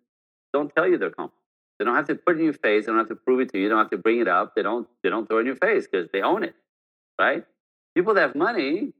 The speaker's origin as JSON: {"language": "English", "town": "Montreal", "region": "Quebec", "country": "Canada", "tie": "born there", "first_language": "French", "second_language": "English", "said": "I'm born French Canadian, so I speak French. That's not my freaking fault, right?"}